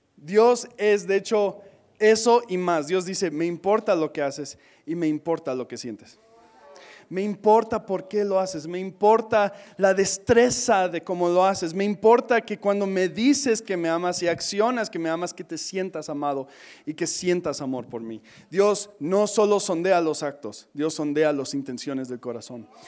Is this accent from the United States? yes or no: yes; United States; Spanish is a second language; moved away; soy gringo